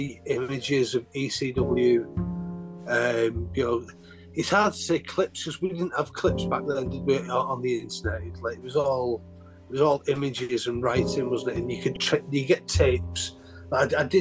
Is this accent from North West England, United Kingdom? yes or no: yes; St Helens, North West England, United Kingdom